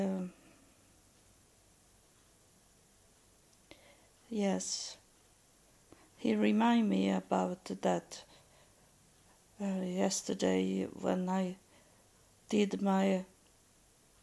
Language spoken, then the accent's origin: English; Sweden; English is a second language; in Sweden we have name days.